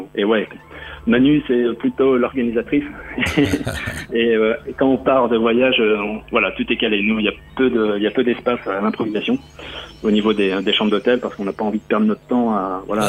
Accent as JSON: {"language": "French", "region": "Normandy", "country": "France", "moved": "yes", "lives_now": "Rennes, France", "said": "je suis normand"}